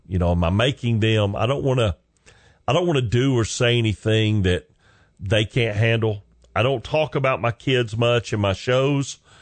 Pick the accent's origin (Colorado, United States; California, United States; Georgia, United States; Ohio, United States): Georgia, United States; Chickamauga; moved away as an adult; also born or lived in Carrollton, Georgia; now in Atlanta, United States; I literally lived on Hog Jowl Road, Chickamauga, Georgia